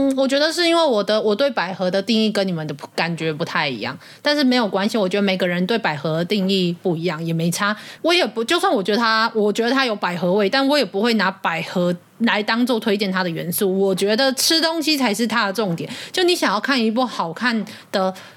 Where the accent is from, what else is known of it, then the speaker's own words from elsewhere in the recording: southern Taiwan, Taiwan; 我也是南部， 我是南部人嘛